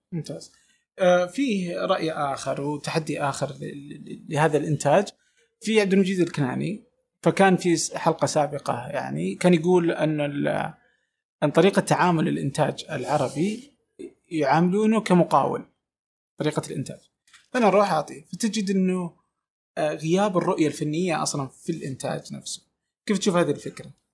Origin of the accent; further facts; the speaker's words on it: Saudi Arabia; انا من السعوديه